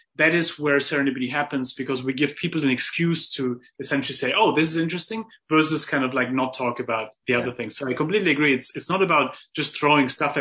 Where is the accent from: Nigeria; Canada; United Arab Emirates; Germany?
Germany; I grew up in Germany